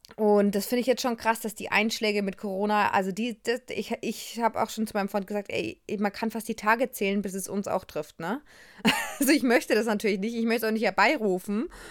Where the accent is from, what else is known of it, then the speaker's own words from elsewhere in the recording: Germany; ich bin eine Deutsche